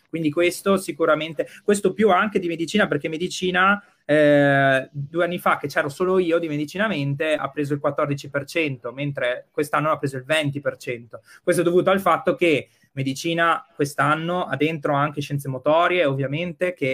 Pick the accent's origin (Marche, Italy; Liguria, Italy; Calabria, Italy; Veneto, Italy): Veneto, Italy; Verona; io sono di Borgo Roma, nato, cresciuto e studiato in Borgo Roma, quindi insomma, io eh, rimango qua